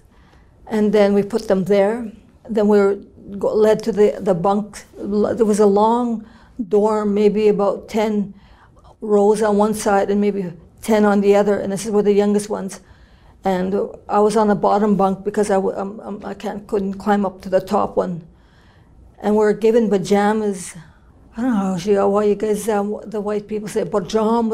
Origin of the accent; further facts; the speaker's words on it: Kenora, Ontario, Canada; I'm from the Treaty 3 area, Kenora, Ontario. And I'm Ojibwe Okwe from there